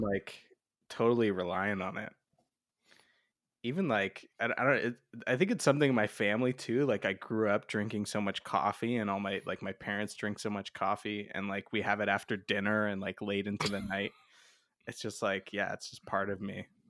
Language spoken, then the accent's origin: English; London, Ontario, Canada; born or raised there; also born or lived in Toronto